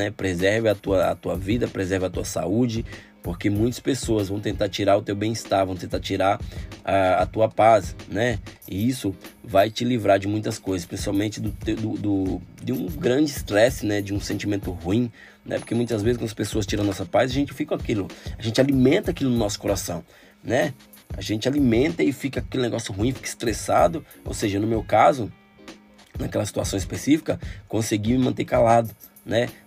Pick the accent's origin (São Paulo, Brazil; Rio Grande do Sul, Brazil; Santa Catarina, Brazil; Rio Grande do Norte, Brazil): Rio Grande do Norte, Brazil; ah, eu sou potiguar, ah, o Rio Grande do Norte é Paraíba, né?